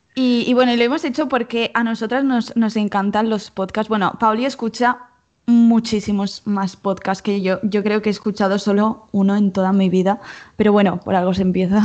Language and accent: Spanish; Mallorca, Balearic Islands, Spain; moved away as an adult; now in Barcelona, Spain; somos las dos somos de Mallorca, pero yo ahora estoy aquí estudiando en, Barcelona y me he mudado este mismo año